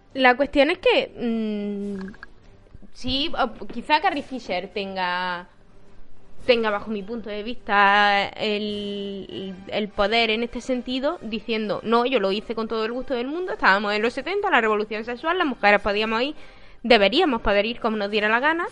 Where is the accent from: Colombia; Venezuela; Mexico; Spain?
Spain; Eastern Andalusia; los andaluces, o por lo menos los de Andalucía Oriental